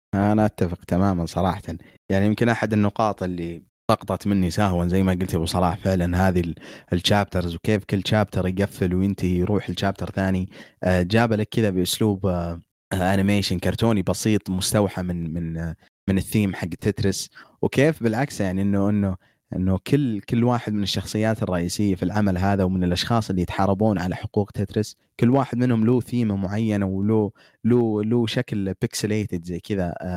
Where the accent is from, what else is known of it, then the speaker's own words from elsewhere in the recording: Saudi Arabia; عندنا بالسعوديه